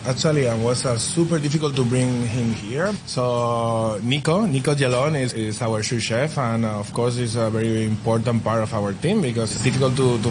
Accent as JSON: {"language": "English", "town": "Madrid", "region": "Community of Madrid", "country": "Spain", "also_born_or_lived": "Asia", "moved": "as an adult", "lives_now": "Hong Kong", "said": "I'm the executive chef in 22 Ships. Under Jaya Group. I'm from Madrid. I've been working in Asia for the last almost like 8 years."}